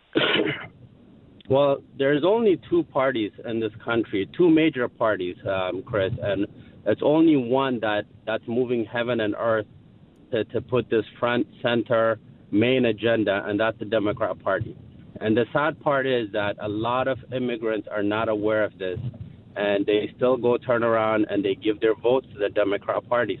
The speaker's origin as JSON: {"language": "English", "country": "Ethiopia", "moved": "yes", "lives_now": "Montgomery County, United States", "said": "we are from Ethiopia"}